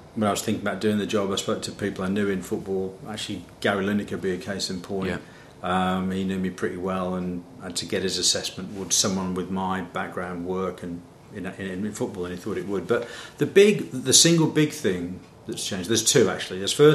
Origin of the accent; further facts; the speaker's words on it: Midlands, United Kingdom; Yeah, I've come from a very normal background. I'm from the Midlands.